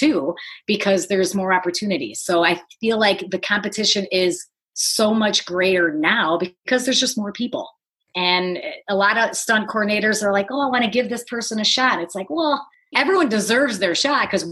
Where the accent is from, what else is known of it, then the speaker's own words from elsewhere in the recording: Detroit, Michigan, United States; moved away; I grew up in the Motor City, you know, in Detroit